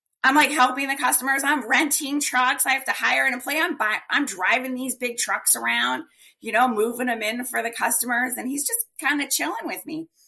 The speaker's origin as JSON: {"language": "English", "region": "Colorado", "country": "United States", "tie": "born or raised there", "moved": "yes", "lives_now": "Phoenix, United States", "said": "I grew up in Colorado"}